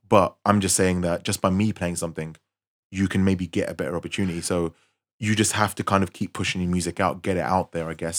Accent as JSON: {"language": "English", "region": "London", "country": "United Kingdom", "said": "I was from West London"}